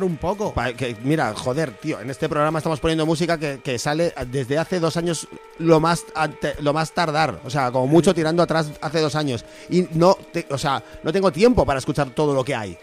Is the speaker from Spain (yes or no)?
yes; deep Castile, Spain; un bar de mi pueblo. Ah. en, la Castilla Profunda